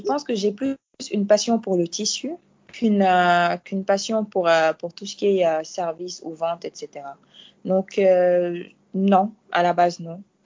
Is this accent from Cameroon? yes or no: no; Dakar, Senegal; French is a second language; je suis sénégalaise